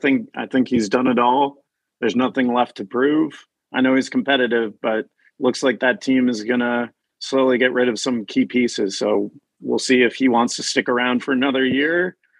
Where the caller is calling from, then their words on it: Washington, District of Columbia, United States; I'm in Washington, D.C., where it is a nice 20 degrees tonight.